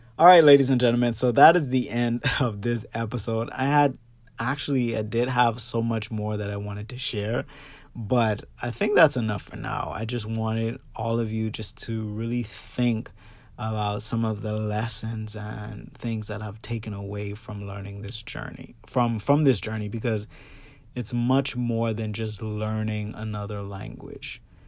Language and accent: English; Bahamas; now in Florida, United States; I grew up in the Bahamas and now I'm living in Florida